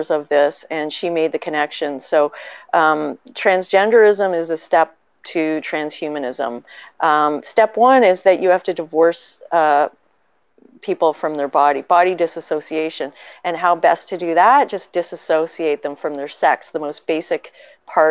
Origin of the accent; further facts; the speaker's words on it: Canada; as a Canadian